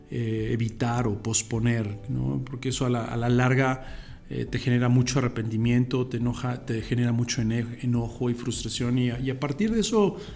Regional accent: Mexico; born there; moved away; yo nací en, la, en México, este, eh, mis papás también son de la, de la, República Mexicana. Después, muchos años de nuestra vida tuvimos eh, la oportunidad de, estar fuera de México.

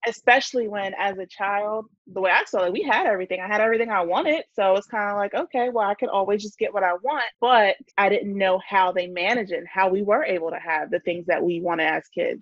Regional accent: New Jersey, United States; I'm from New Jersey and I run Money and Momming.

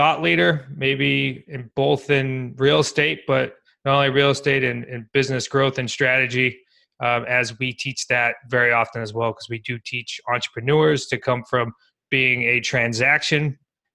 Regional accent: Worcester, Massachusetts, United States; growing up in Worcester, Mass

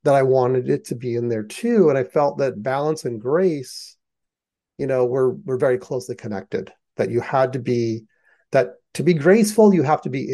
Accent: United States; I am American

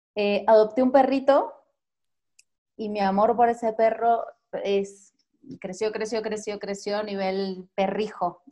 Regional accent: Mendoza, Argentina; moved away as an adult; now in Mexico City, Mexico; soy de Mendoza, Argentina

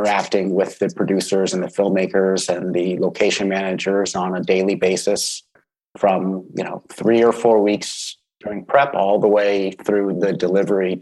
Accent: Los Angeles, California, United States; moved away as an adult; now in Vancouver, Canada; I'm originally from Los Angeles. I grew up there, went to university there

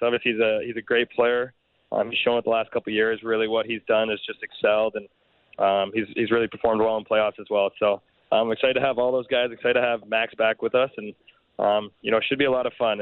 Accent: Canada; we're Canadian

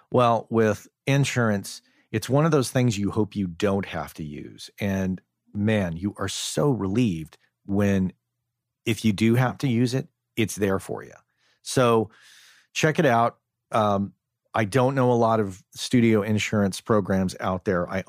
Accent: Crookham Village, South East England, United Kingdom; moved away as an adult; I'm from Crookham Village in uh, in Hampshire.

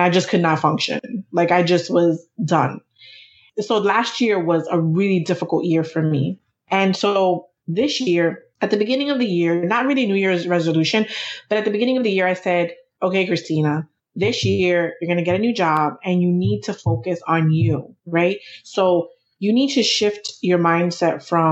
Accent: New York City, New York, United States; We're both from New York City. Our family, we're both first generation. Our families are from the Dominican Republic

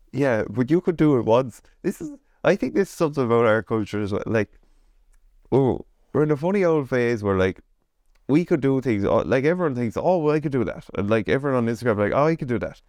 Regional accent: Ireland; we as Irish people

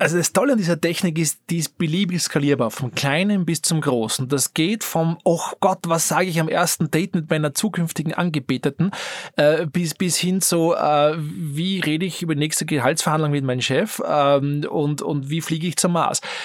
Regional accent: Austria; als Österreicher, als Europäer

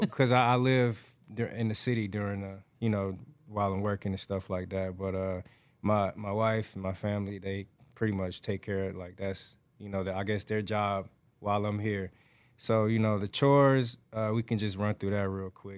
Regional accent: Atlanta, Georgia, United States; moved away; I grew up raised in Atlanta, Georgia

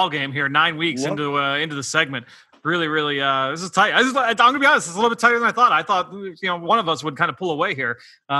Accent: Pennsylvania, United States; Pennsylvania, my home state

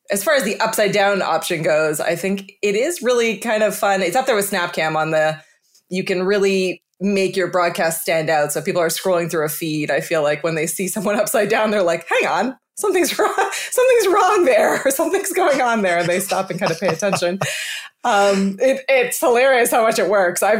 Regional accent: Montreal, Quebec, Canada; I grew up mostly in Montreal, and I feel mm. like the the French Canadian ish

